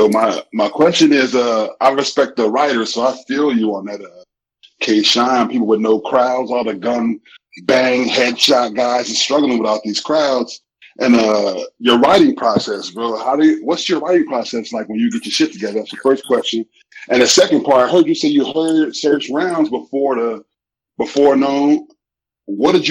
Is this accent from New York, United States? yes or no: yes; New York City, New York, United States; now in San Diego, United States; I was born in Brooklyn, but I live out here in San Diego now.